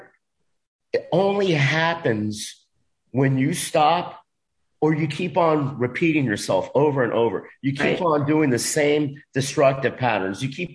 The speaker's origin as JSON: {"language": "English", "area": "Dade County", "region": "Florida", "country": "United States", "tie": "born or raised there", "said": "Dade County public school system thought I couldn't speak English"}